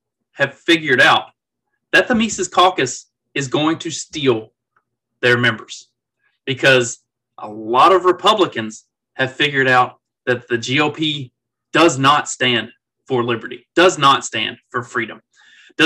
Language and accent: English; Kentucky, United States; now in Indiana, United States; I'm from Kentucky